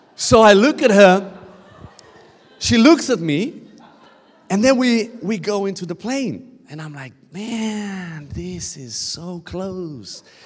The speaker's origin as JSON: {"language": "English", "country": "Romania", "said": "I'm coming from Romania. Um, we shout a lot"}